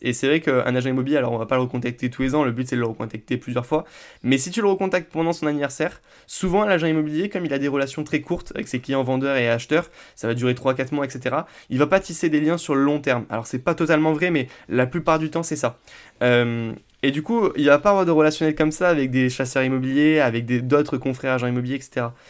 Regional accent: Vendargues, Occitania, France; moi je viens de Vendargue, on est euh, juste à côté de Montpellier

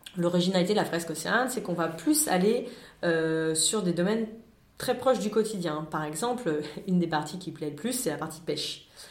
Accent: France; en tant que Français

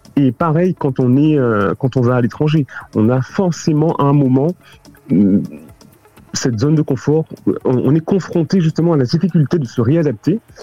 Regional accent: Paris, Île-de-France, France; moved away as an adult; also born or lived in Canada / London / Hong Kong; je suis parisien et je, suis plus parisien que français

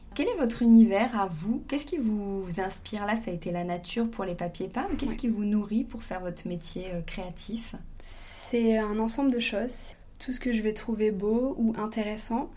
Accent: Avignon, Provence-Alpes-Côte d'Azur, France; Je viens d'Avignon, là où se situe l'entreprise, le siège et l'usine, et également là où est originaire ma famille

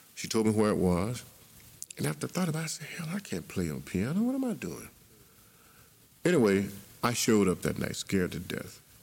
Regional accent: Memphis, Tennessee, United States; also born or lived in Covington, Tennessee; I grew up in Memphis

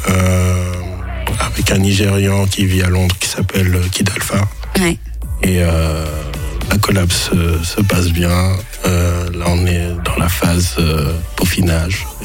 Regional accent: Geneva, Switzerland; Oui, je suis de Genève.

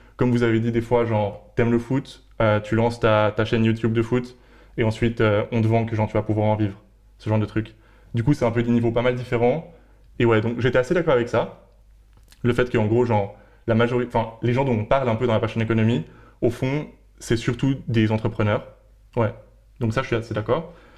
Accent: Geneva, Switzerland; moved away as an adult; now in Berlin, Germany; je viens de Suisse, de Genève

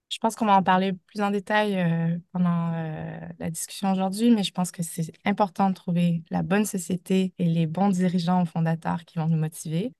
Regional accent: Canada; accent: Canadian (implied); moved away as an adult; also born or lived in United States; now in France; vous l'entendez de mon accent, mais j'ai débuté ma carrière au Canada

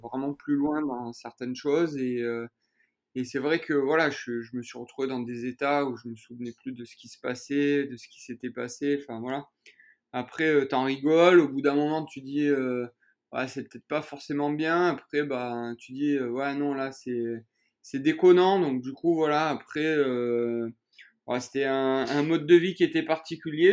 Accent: Châteauneuf-de-Gadagne, Provence-Alpes-Côte d'Azur, France; moved away as an adult; also born or lived in Cavaillon, France; now in Écully, France; je suis né à Cavaillon, donc euh, dans le Vaucluse.

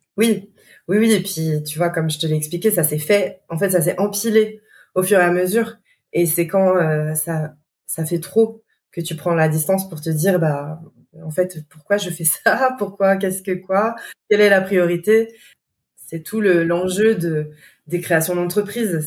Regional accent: Lyon, Auvergne-Rhône-Alpes, France; nous en tant que Lyonnais

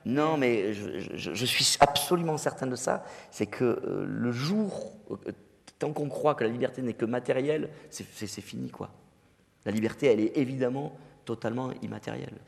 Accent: Digne-les-Bains, Provence-Alpes-Côte d'Azur, France; moved away; also born or lived in Marseille; à Digne, euh, dans ma ville natale

